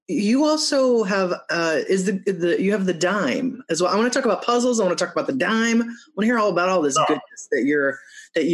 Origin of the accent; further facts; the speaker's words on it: Wheaton, Illinois, United States; also born or lived in Muskegon, Michigan; now in West Coast, United States; I grew up in Wheaton